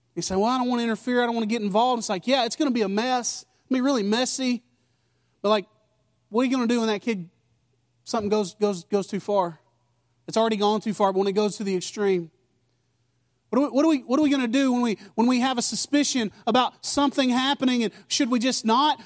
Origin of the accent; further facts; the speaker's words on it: United States; I'm American